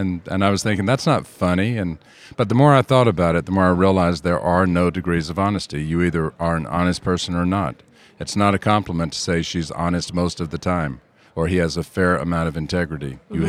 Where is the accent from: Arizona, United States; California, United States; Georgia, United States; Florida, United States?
Georgia, United States; I'm from Georgia, and I actually requested an assignment in the southeast or southwest or somewhere overseas.